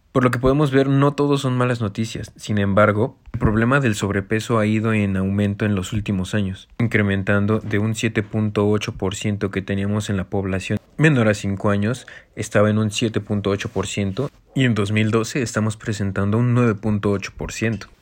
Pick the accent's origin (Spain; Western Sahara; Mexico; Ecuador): Mexico; tenemos como mexicanos